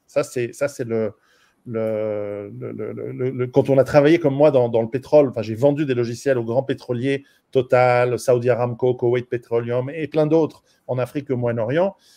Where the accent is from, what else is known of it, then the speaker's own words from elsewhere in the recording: Switzerland; je suis suisse